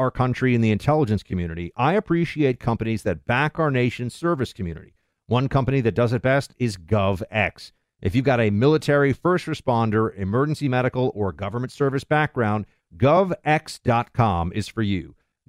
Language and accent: English; New York, United States; Thank you for calling in from my home state of New York.